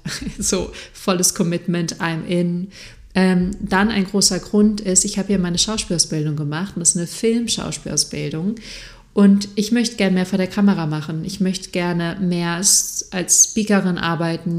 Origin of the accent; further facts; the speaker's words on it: Freiburg, Baden-Württemberg, Germany; moved away as an adult; now in Munich, Germany; Freiburg ist eine sehr, sehr schöne Stadt. Ich liebe die auch sehr und es wird immer mein, meine Heimat sein.